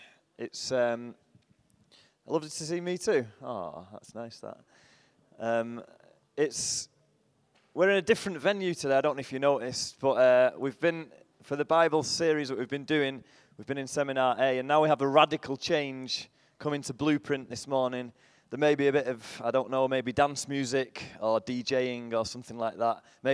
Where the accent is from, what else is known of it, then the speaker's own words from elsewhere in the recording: Salford, North West England, United Kingdom; I'm from Salford, just near Manchester.